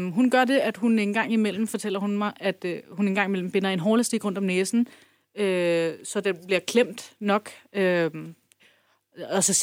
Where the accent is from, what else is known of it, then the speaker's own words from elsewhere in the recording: Turkey; now in Denmark; så er jeg kurder, kurder fra Tyrkiet.